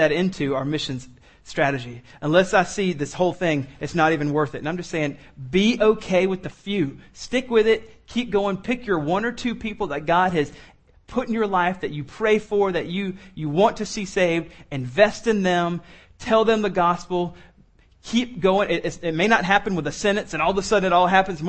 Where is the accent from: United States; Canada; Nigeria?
United States; Columbia, South Carolina; I grew up in Columbia, so I used to go to the home football games